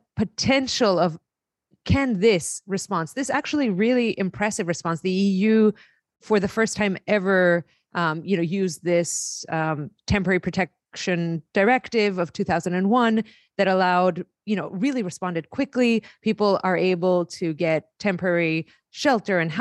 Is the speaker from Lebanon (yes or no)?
no; Greece; moved away; I grew up in Greece